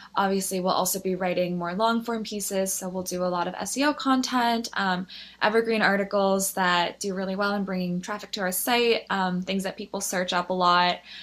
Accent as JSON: {"language": "English", "town": "Philadelphia", "region": "Pennsylvania", "country": "United States", "moved": "as an adult", "lives_now": "New York City, United States", "said": "I'm actually originally from Philadelphia, which is where I went to college."}